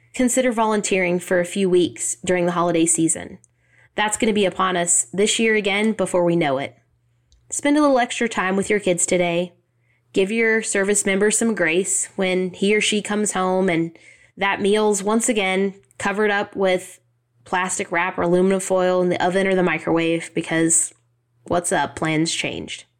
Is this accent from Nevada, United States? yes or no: no; Southeast Kansas, United States; moved away; ladies in my hometown, our tiny little town in Southeast Kansas